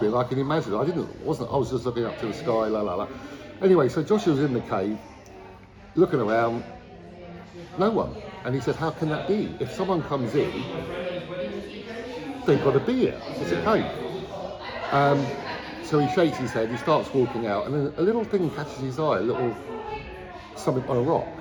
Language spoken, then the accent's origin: English; London, United Kingdom; moved away; also born or lived in Cornwall; I was born in South London